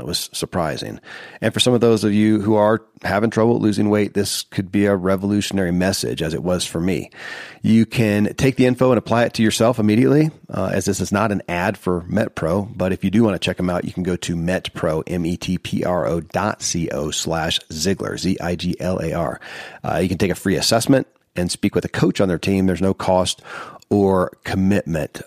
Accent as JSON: {"language": "English", "region": "Kentucky", "country": "United States", "tie": "born or raised there"}